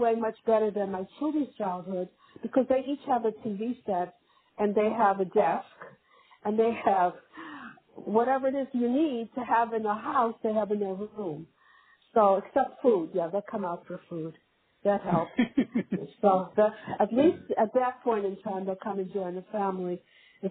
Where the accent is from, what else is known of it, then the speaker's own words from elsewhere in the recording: New Jersey, United States; also born or lived in Cleveland, Ohio; I'm from New Jersey